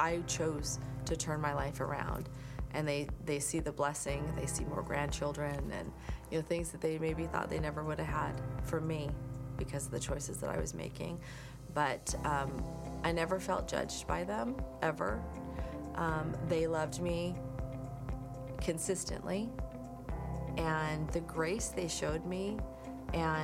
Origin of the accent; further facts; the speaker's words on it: Lakewood, United States; our old pastors from growing up in Lakewood